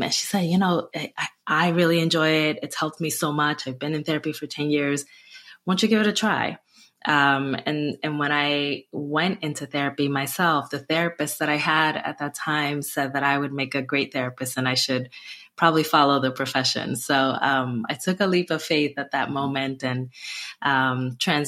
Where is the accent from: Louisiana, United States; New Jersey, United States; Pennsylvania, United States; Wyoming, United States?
New Jersey, United States; Newark; I just volunteered a lot in my hometown of Newark, New Jersey